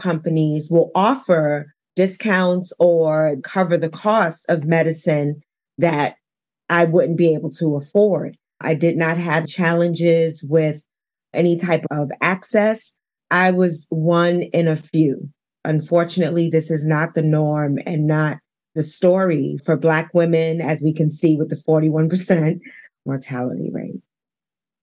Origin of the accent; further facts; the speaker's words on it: New York City, New York, United States; moved away as an adult; now in Denver, United States; I was born and raised in Harlem